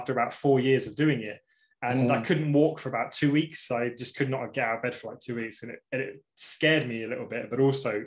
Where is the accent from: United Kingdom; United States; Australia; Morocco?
United Kingdom; about 2 hours from Milton Keynes, England; about 2 hours away from where I live